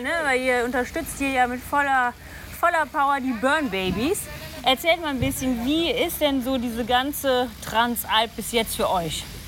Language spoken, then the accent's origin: German; Lower Saxony, Germany; wir kommen aus Niedersachsen ursprünglich